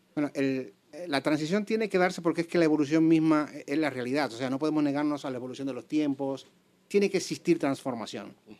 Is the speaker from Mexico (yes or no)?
no; Dominican Republic; moved away as an adult; now in Spain; soy médico dominicano, graduado de la Universidad Autónoma de Santo Domingo. Hace más o menos 18 años emigro aquí a España